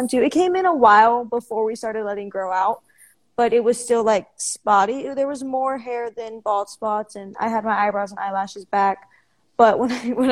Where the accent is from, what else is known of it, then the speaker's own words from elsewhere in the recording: Houston, Texas, United States; I am from Houston, Texas